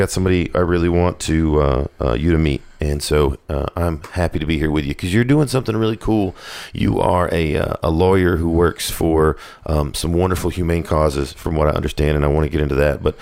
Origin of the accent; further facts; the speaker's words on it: Knoxville, Tennessee, United States; Born and raised in Knoxville.